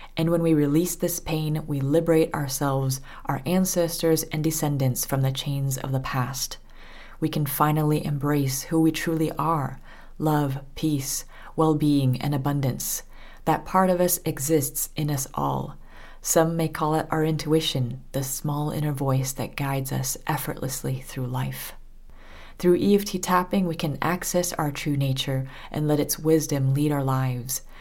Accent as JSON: {"language": "English", "region": "Southern California", "country": "United States", "tie": "born or raised there", "also_born_or_lived": "France", "moved": "as an adult", "said": "I was born and raised in Southern California."}